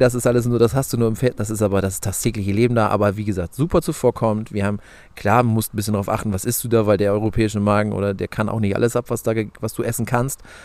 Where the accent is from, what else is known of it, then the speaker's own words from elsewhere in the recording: Germany; bei uns in Deutschland